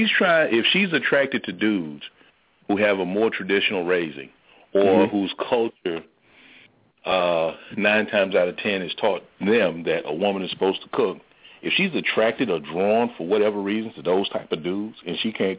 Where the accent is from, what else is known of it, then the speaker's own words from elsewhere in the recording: the South, United States; I'm from the South.